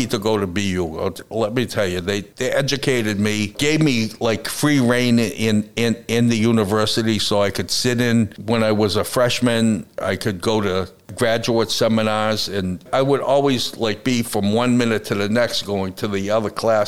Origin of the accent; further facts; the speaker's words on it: United States; I'm an American artist